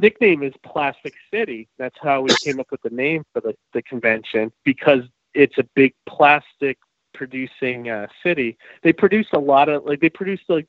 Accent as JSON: {"language": "English", "town": "Leominster", "region": "Massachusetts", "country": "United States", "tie": "born or raised there"}